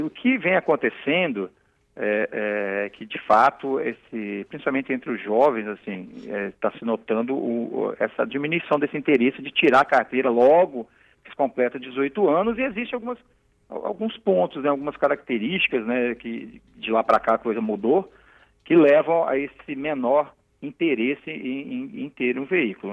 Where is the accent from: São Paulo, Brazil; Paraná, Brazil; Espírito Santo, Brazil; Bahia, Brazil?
Espírito Santo, Brazil; Cariacica; sou de Cariacica, né, Campo Grande